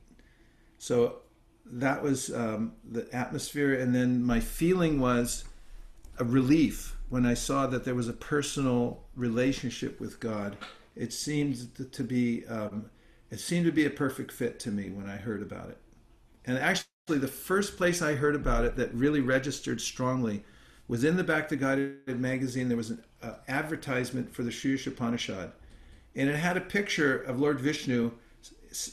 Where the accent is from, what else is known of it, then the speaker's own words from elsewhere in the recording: Lafayette, California, United States; Berkeley, California, which is not too far from my hometown in Lafayette